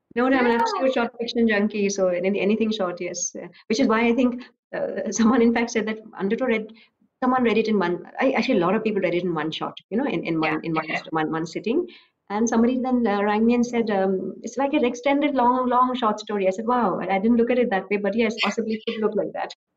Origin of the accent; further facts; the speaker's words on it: Assam, India; now in Bangalore, India; I live in Bangalore, I'm from Assam